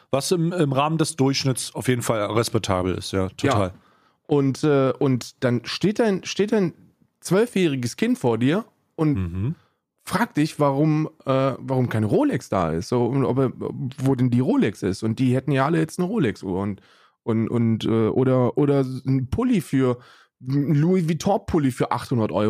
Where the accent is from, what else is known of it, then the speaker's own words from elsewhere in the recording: Hesse, Germany; also 88 geboren bin ich und ähm, in Hessen aufgewachsen